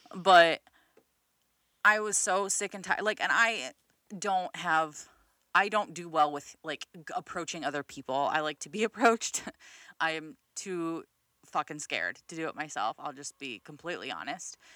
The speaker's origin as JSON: {"language": "English", "region": "Midwest", "country": "United States", "said": "I'm fucking from the Midwest"}